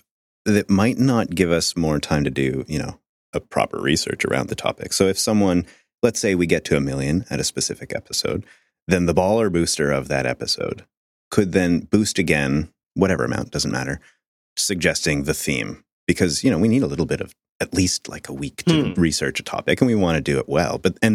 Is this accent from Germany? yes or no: no; Canada; I'm French Canadian.